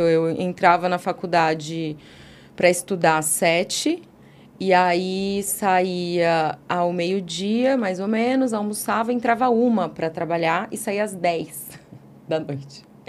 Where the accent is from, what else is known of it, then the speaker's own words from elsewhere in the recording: Guarulhos, São Paulo, Brazil; moved away as an adult; also born or lived in Vila Mariana, São Paulo; now in São Paulo, Brazil; nasci em Guarulhos, passei boa parte da minha vida lá, até mais ou menos uns 18, 20 anos